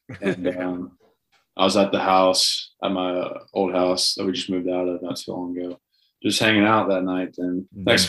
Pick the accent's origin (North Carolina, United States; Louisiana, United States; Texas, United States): Texas, United States; Lakeway; I usually grew up in Lakeway, BK, Lake Travis area